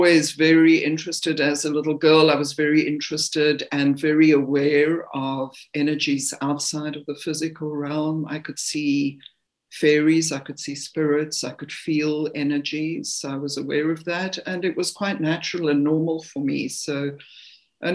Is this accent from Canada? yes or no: no; Zimbabwe; moved away as an adult; now in South Africa; I was born in the country known as Rhodesia, which is now Zimbabwe.